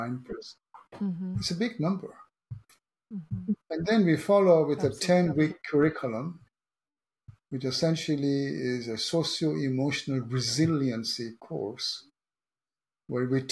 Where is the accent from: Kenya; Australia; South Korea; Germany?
Kenya; now in San Diego, United States; I was born in Kenya